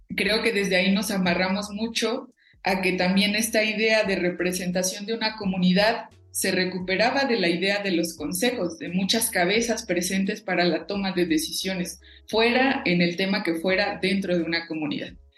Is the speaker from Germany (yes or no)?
no; Cherán, Michoacán, Mexico; first language Purépecha; Spanish is a second language; nuestra lengua materna